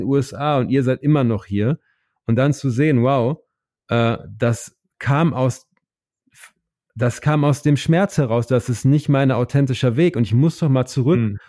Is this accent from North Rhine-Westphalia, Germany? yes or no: yes; Oer-Erkenschwick, North Rhine-Westphalia, Germany; moved away as an adult; also born or lived in United States; an meine Heimat, damit ich das nicht, ich wollte immer so weit wie möglich weg sein von OR Erkenschwick